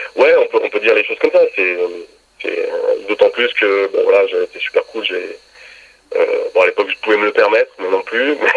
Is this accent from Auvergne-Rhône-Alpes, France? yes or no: yes; Grenoble, Auvergne-Rhône-Alpes, France; je suis originaire de Grenoble